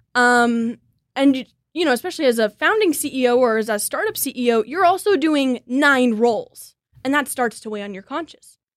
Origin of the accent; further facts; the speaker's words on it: Kansas City, United States; born and raised in Kansas City.